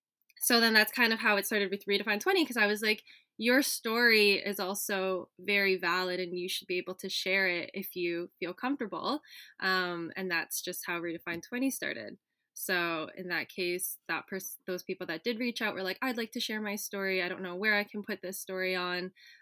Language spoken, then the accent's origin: English; Philippines; one story that I shared as a Filipina growing up in a white dominated space in elementary school